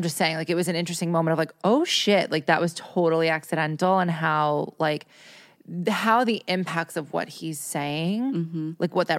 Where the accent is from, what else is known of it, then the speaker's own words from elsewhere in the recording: New York, United States; I'm from New York. Like we live in cities.